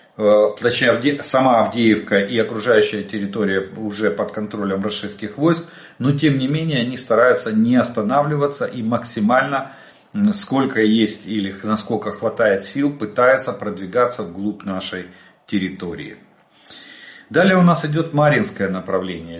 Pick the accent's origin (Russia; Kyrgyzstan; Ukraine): Ukraine; мы из Украины